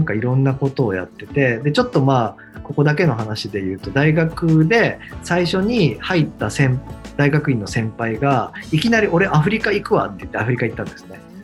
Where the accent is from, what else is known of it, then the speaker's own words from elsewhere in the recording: Awaji Island, Hyogo, Japan; 僕はあの兵庫県の淡路島っていうとこ。